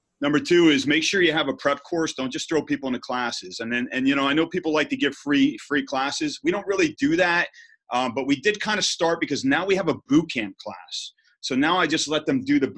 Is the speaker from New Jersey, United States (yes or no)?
yes; New Jersey, United States; I'm from Jersey